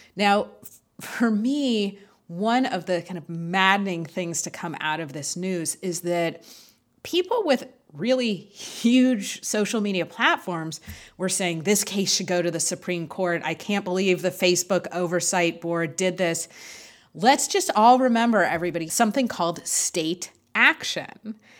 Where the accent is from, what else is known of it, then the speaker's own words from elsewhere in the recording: Los Angeles, California, United States; We're both Angelinos. I was born in Los Angeles.